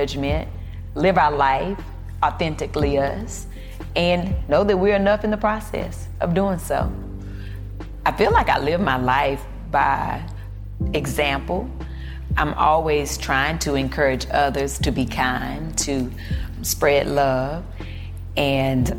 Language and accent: English; the South, United States; I'm from the South, so then I saw food completely different growing up